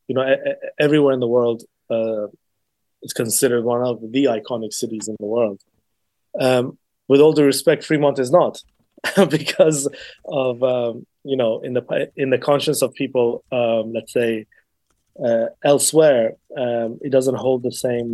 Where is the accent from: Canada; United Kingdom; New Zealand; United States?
United Kingdom; England; also born or lived in Iran; I am Iranian, um, and I grew up in England predominantly